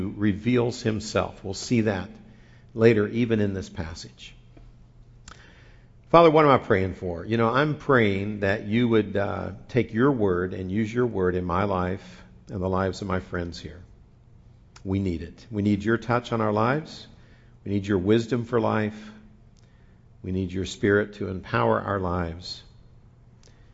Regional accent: Midwest, United States; moved away; I grew up in the Midwest

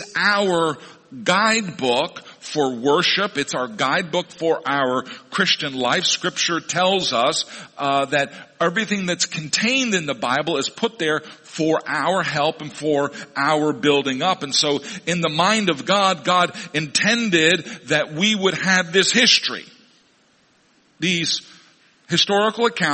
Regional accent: Missouri, United States; moved away; my hometown in Missouri.

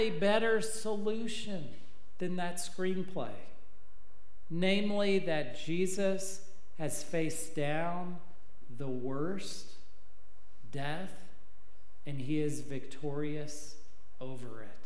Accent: Texas, United States; I'm from Texas

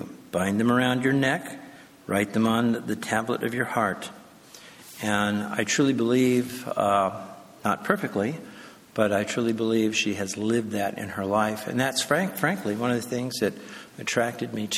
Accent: Escondido, California, United States; we grew up in Christian homes, attended a strong church, Emmanuel Faith Community Church down in Escondido

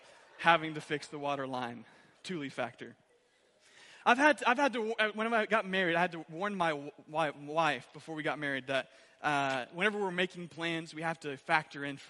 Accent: Owosso, Michigan, United States; I'm from Owosso originally

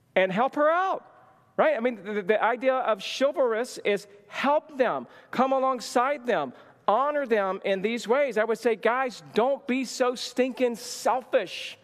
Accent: the South, United States; moved away; I grew up in the South

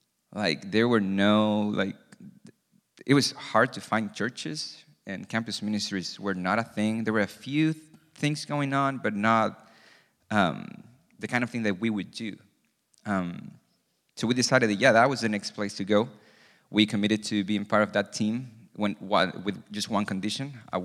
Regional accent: Santiago, Santiago Metropolitan Region, Chile; So I'm originally from Santiago, Chile. So Clau is from there as well. We met at church. We grew up in the church.

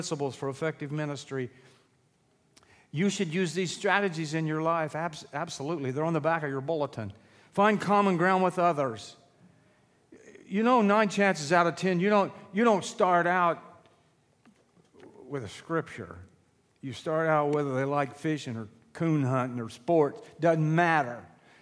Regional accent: Illinois, United States; moved away as an adult; also born or lived in Sullivan County, Indiana; now in Sullivan, United States; Born and raised in Illinois

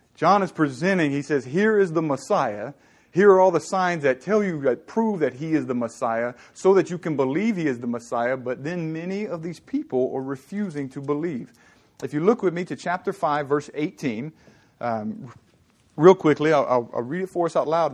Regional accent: Southern Louisiana, United States; now in California, United States; I'm from Southern Louisiana

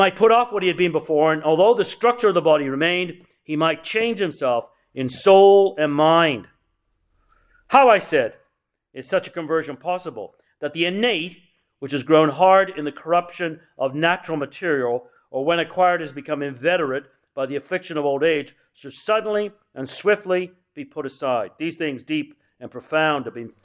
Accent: England, United Kingdom; I was raised in England

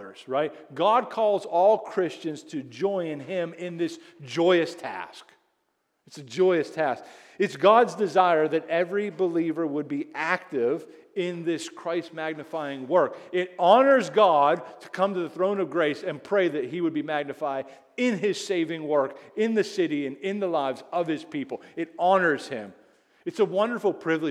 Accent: United States; I'm so American

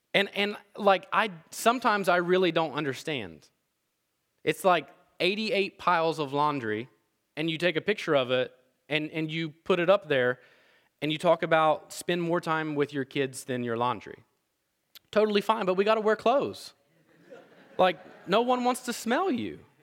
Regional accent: Appalachia, United States; growing up where I grew up in Appalachia

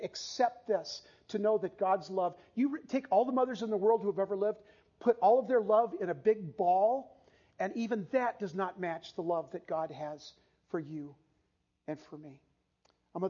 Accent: San Diego, California, United States; we grew up in San Diego

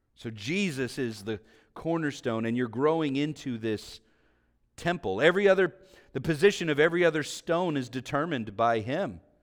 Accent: Vallejo, California, United States; being back home here, living near where I grew up in Vallejo

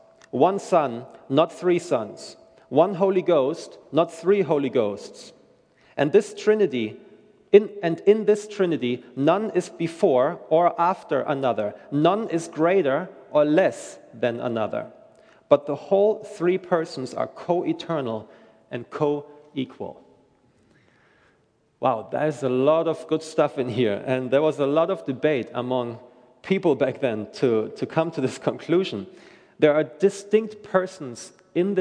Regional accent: Germany; moved away as an adult; I'm originally from Germany

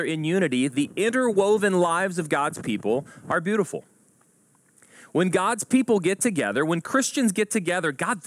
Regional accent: Houston suburb, Texas, United States; I grew up around Houston, and not in Houston, but in a Houston suburb

